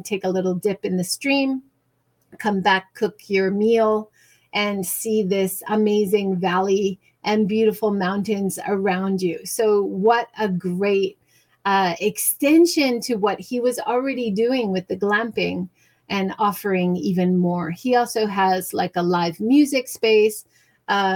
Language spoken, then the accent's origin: English; Hawaii, United States; moved away; I grew up in Hawaii